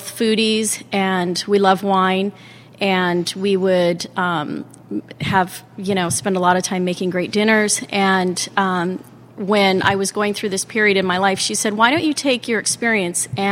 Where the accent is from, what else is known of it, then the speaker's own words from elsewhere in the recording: Hawaii, United States; moved away as an adult; also born or lived in Oregon; now in Seattle, United States; I grew up in Hawaii